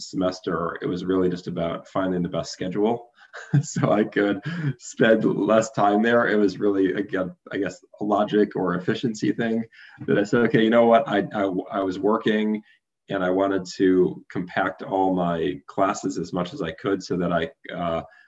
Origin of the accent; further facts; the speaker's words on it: Detroit, Michigan, United States; growing up in Detroit